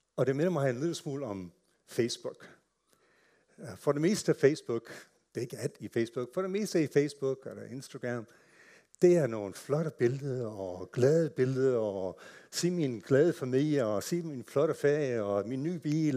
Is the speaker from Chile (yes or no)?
no; United States; Danish is a second language; moved away as an adult; now in Denmark; er født og opvokset i USA